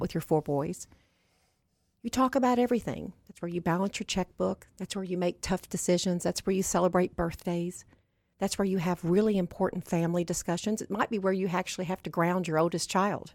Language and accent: English; Barren County, Kentucky, United States; I was raised in Kentucky